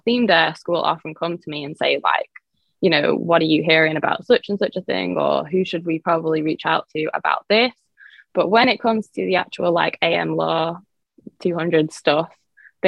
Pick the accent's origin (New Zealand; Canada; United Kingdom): United Kingdom; England; moved away as an adult; now in South Florida, United States; I am originally from England, by the way, so that's why I have this accent, but I've been based in South Florida for about 11 years now